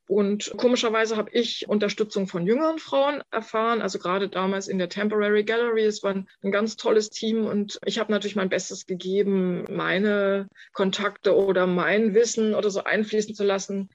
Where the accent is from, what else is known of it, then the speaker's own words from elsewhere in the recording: Germany; moved away as an adult; also born or lived in Manhattan, New York; Ich bin da quasi als Deutsche hin